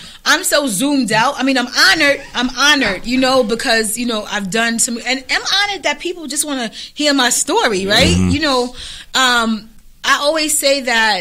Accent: New York City, New York, United States; I'm from South Jamaica, Queens, the first person in my family to go to college

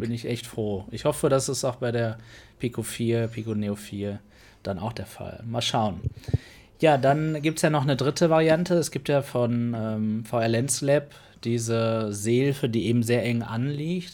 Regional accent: Germany; als Deutscher

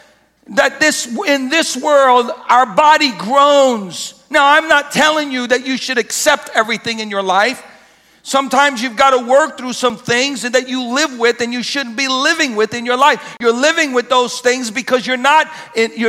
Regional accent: United States; we're American Christians

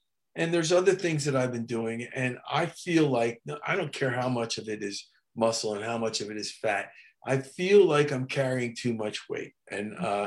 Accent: New Jersey, United States; my hometown in New Jersey

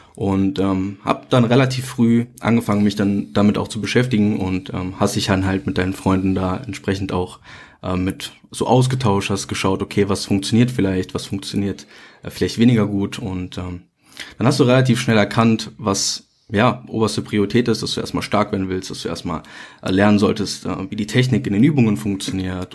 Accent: near Mönchengladbach, North Rhine-Westphalia, Germany; ich komme aus NRW, Nähe Mönchengladbach.

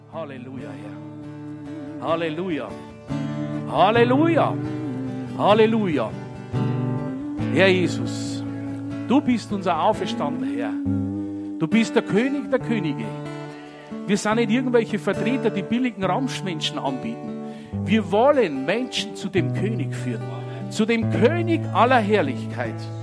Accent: Regensburg, Bavaria, Germany; bei uns in Regensburg

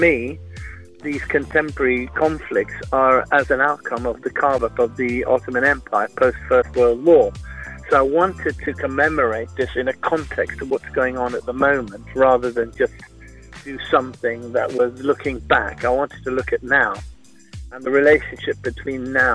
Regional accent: West Bengal, India; now in United Kingdom; I was born in India. I grew up there within a Jewish community.

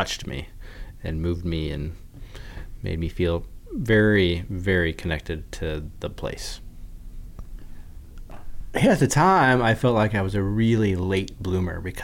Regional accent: Iowa, United States; moved away as an adult; now in Ely, United States; I grew up in Iowa on the banks of the Wapsipinicon River

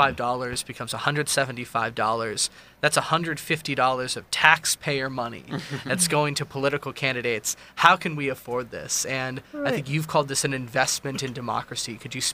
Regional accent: Montgomery County, Maryland, United States; I'm actually from Montgomery County

